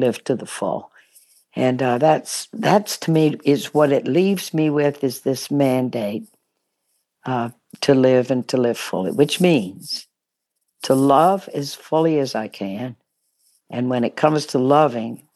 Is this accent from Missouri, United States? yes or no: no; Baton Rouge, Louisiana, United States; also born or lived in New Orleans; Grew up in Baton Rouge, Louisiana.